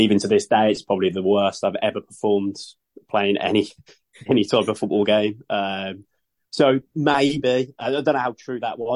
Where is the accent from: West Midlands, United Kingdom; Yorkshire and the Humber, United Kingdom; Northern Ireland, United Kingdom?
West Midlands, United Kingdom; Sutton Coldfield; moved away as an adult; also born or lived in United States; I'm from Sutton Coalfield in England.